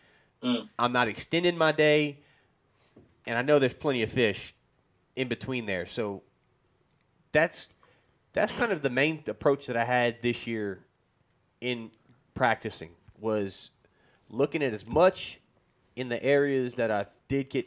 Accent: South Louisiana, United States; I'm from South Louisiana

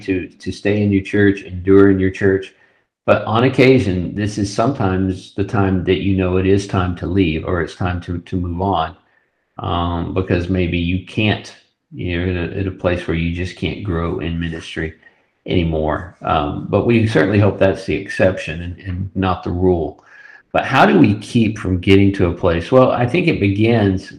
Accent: West Texas, United States; we grew up in West Texas, Trent and I went to college in West Texas

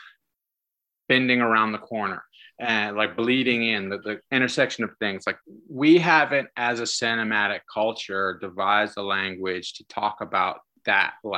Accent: Massachusetts, United States; I'm from Massachusetts

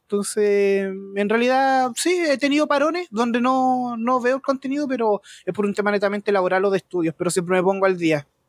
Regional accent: Rancagua, O'Higgins, Chile; Soy de acá de Chile, de la sexta región de Rancagua

